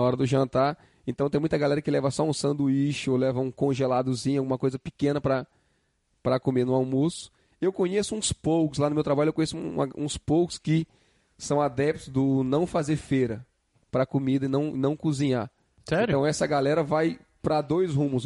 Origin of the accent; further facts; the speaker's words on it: Northeast Region, Brazil; que sou do Nordeste